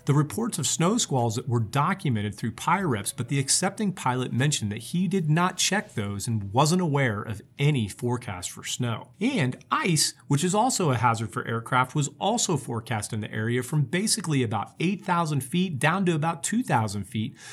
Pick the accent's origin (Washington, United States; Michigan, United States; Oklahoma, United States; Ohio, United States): Oklahoma, United States; here in my home state of Oklahoma